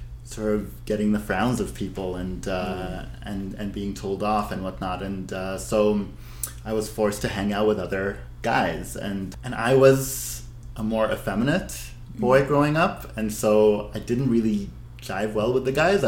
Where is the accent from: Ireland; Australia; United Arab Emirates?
United Arab Emirates; Abu Dhabi; I'm ethnically Syrian-Lebanese, born and raised in Abu Dhabi